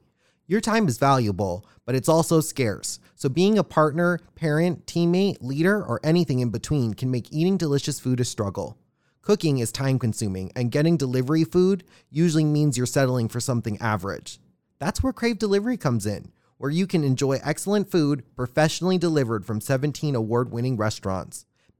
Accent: Hawaii, United States; I'm from Hawaii.

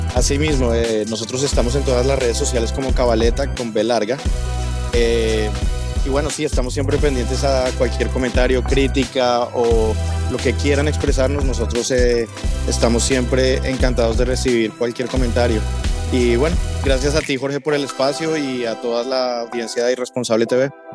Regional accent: Bogotá, Colombia; now in Miami, United States; los dos somos colombianos. Yo soy de Bogotá

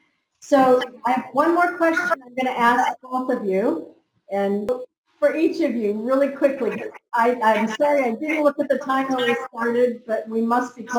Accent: United States; I was from America.

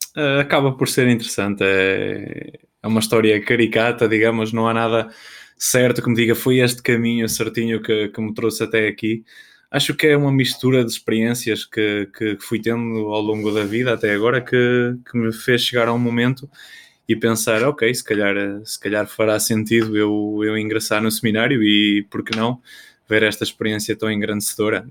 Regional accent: Macedo de Cavaleiros, Bragança District, Portugal; moved away as an adult; now in Braga, Portugal; sou natural dos Cortiços, Macedo Cavaleiros, da Diocese de Bragança Miranda

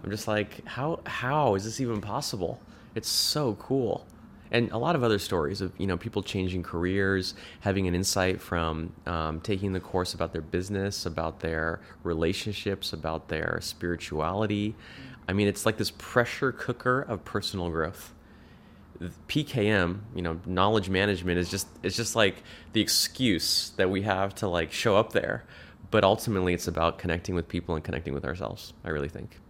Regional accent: Orange County, California, United States; I lived in, I grew up in Orange County

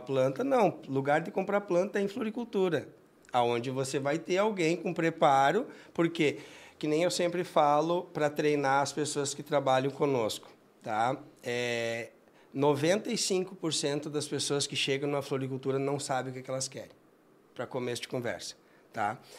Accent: Jaguari, Rio Grande do Sul, Brazil; moved away; Eu sou filho de agricultor, eu venho do interior, uma cidade de Jaguari

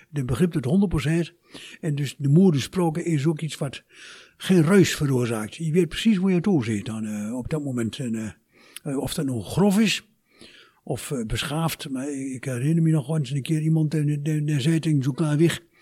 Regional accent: Turkey; ik kom uit Turkije. Ik kan vlot en vloeiend Turks, vlot en vloeiend Nederlands en ook vlot en vloeiend plat.

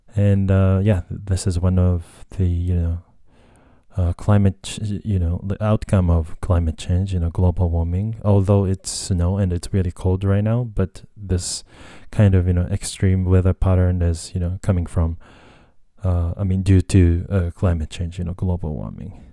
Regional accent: Japan; English is a second language; also born or lived in United States; I was just born and raised in Japan

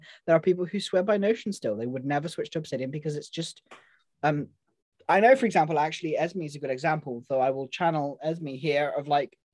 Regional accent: United Kingdom; We're British

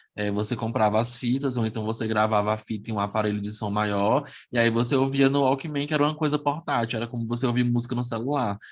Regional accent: Teresina, Piauí, Brazil; also born or lived in Esperantina, Piauí; eu sou nasci em Esperantina, aqui no interior do Piauí. Eu vim morar aqui em Teresina, bebezinho, nove meses de idade.

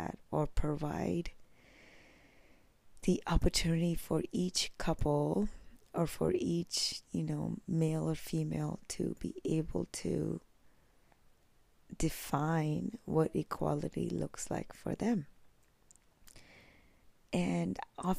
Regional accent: India; moved away; I was born in India

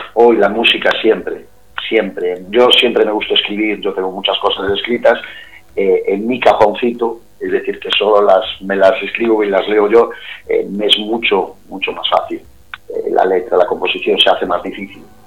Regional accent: Cariño, Galicia, Spain; accent: Galician; ya por mi acento os podéis imaginar que soy gallego

